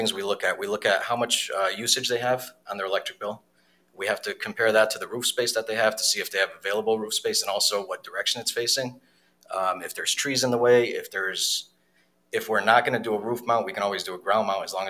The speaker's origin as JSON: {"language": "English", "town": "Wolcott", "region": "Connecticut", "country": "United States", "tie": "born or raised there", "also_born_or_lived": "Poland / Skowhegan, Maine"}